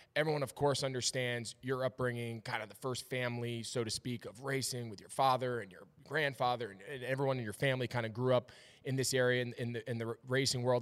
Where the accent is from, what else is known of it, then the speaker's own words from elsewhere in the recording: Northeast, United States; moved away as an adult; now in Charlotte, United States; I grew up in the Northeast where there wasn't a real NASCAR presence